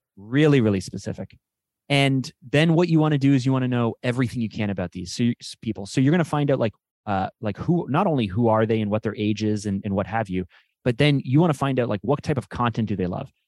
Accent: Canada; I'm Canadian

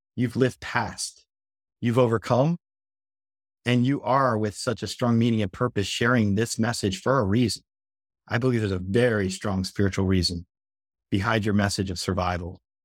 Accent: New Jersey, United States; now in Florida, United States; I'm from New Jersey myself originally before I came here to Florida

